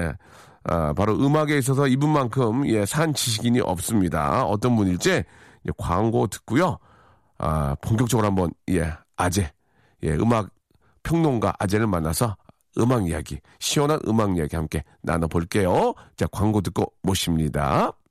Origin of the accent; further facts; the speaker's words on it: Seoul, South Korea; 저 서울이 고향인데요.